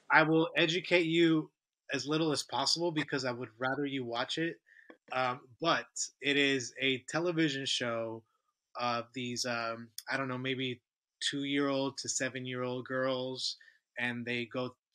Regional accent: United States; As an American

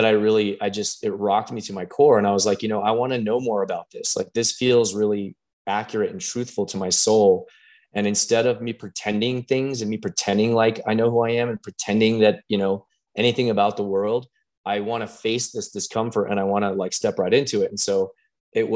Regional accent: Pueblo, Colorado, United States; I'm born and raised in Pueblo, Colorado

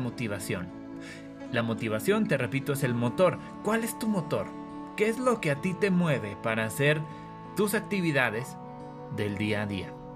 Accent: Durango, Mexico; soy originario de México, específicamente del estado de Durango

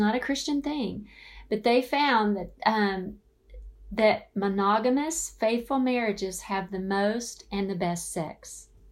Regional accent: the South, United States; now in Phoenix, United States; I grew up in the South

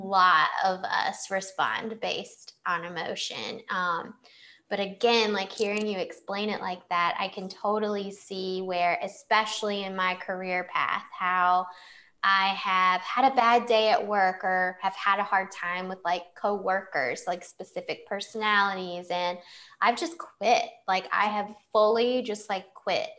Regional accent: Clayton, North Carolina, United States; moved away as an adult; also born or lived in Chicago; I come from Clayton, a small town outside Raleigh.

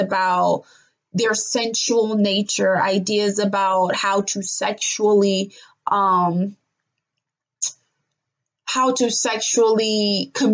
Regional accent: Nigeria; the Yoruba culture that I grew up as a Nigerian native

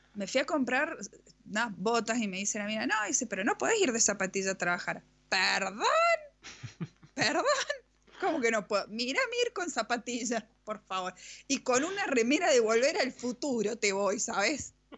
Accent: Mendoza, Argentina; somos de Mendoza, eh, de la República Nacional de Mendoza

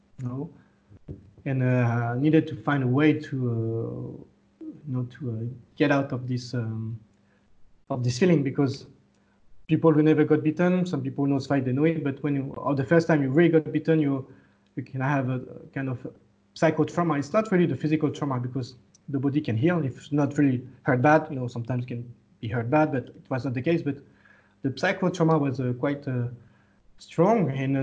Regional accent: France; moved away as an adult; now in Laos; I was born in France, but my parents are Lao. So I spent all my childhood, teenage, and young adulthood in France

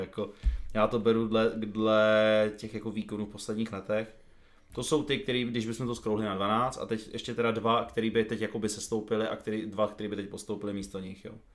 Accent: Brno, South Moravian Region, Czechia; jsem z Brna

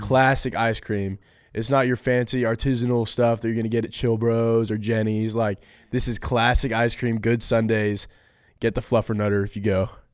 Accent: Folsom, California, United States; moved away as an adult; I'm from Folsom, California.

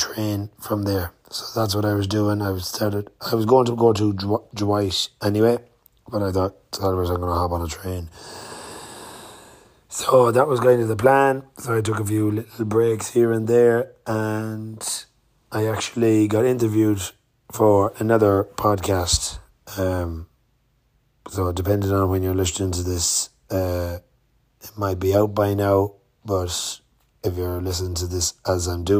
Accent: Swinford, Connacht, Ireland; I'm from Swinford, County Mayo

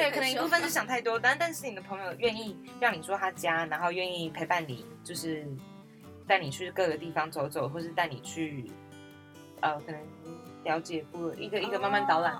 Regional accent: Tafalong, Hualien County, Taiwan; 我是来自塔巴朗部落和安通部落的阿美族…。

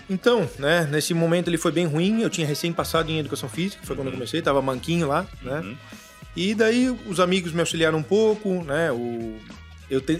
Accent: Florianópolis, Santa Catarina, Brazil; also born or lived in Carazinho, Rio Grande do Sul; natural de Carazinho, no Rio Grande do Sul. Vim Bacana. pequenininho pra cá, aqui pra Floripa

